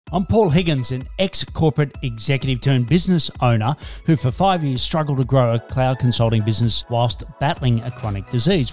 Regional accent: Melbourne, Victoria, Australia

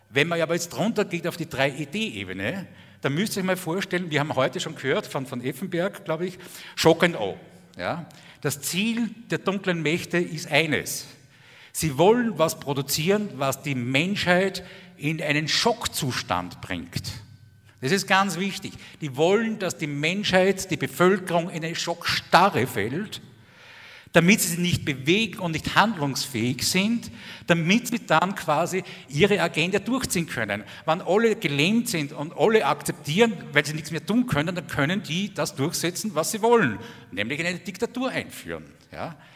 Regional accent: Austria; also ich bin Österreicher, also wir haben in Österreich genauso kompetente Politiker wie ihr

